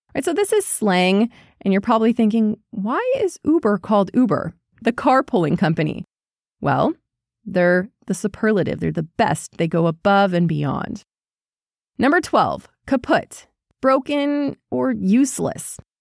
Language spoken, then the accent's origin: English; United States; Growing up in the United States, in suburbia